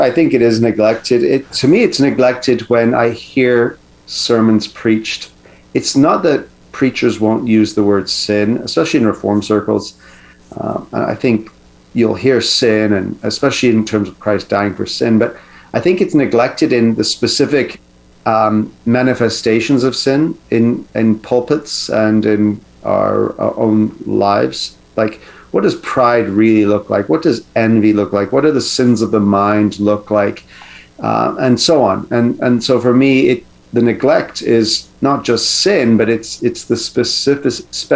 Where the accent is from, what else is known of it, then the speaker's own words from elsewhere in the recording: Canada; as a Canadian